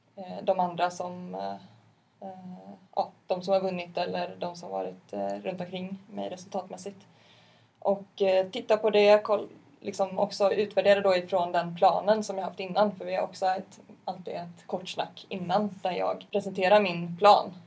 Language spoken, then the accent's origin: Swedish; Partille, Västra Götaland, Sweden; där jag är ifrån.